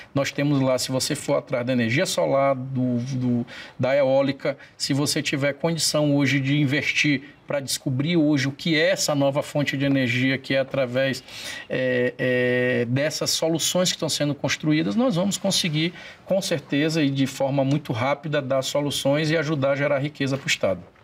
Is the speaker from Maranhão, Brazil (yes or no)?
yes; Imperatriz, Maranhão, Brazil; que é minha terra natal, Imperatriz